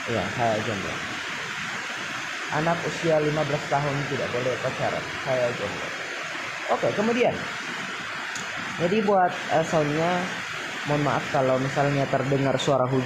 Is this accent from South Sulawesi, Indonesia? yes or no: yes; Tana Toraja, South Sulawesi, Indonesia; Sulawesi Selatan Indonesia bagian tengah ya kami orang Indonesia bagian tengah ya jadi terkenal kasar saya orang Tanah Toraja.